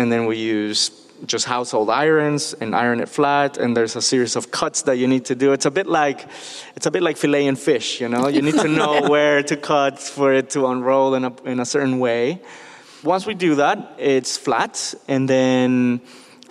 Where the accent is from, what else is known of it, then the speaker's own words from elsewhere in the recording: Mexico City, Mexico; I grew up in Mexico City.